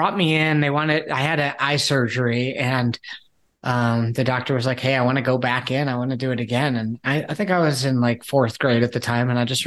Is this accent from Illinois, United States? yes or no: yes; outside Chicago, Illinois, United States; I grew up outside Chicago.